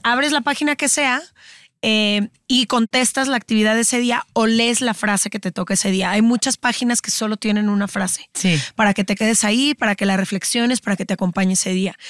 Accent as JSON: {"language": "Spanish", "town": "Guadalajara", "region": "Jalisco", "country": "Mexico", "tie": "born or raised there", "said": "nacimos y crecimos en Guadalajara"}